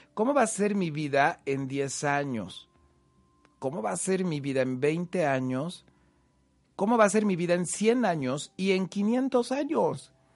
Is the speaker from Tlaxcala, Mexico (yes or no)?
yes; Huamantla, Tlaxcala, Mexico; yo soy de Huamantla, Tlaxcala